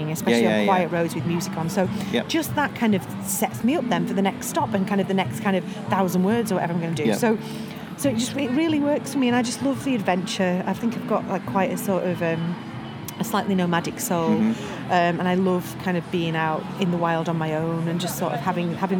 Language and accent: English; Manchester, North West England, United Kingdom; born or raised there; moved away as an adult; also born or lived in Bury / Prestwich; now in London, United Kingdom